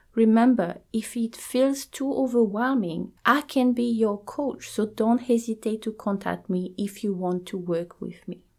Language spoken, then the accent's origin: English; New Zealand; I am from New Zealand